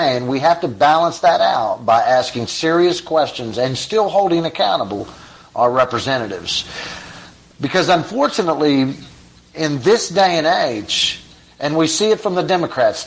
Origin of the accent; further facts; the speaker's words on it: United States; as American people that support our soldiers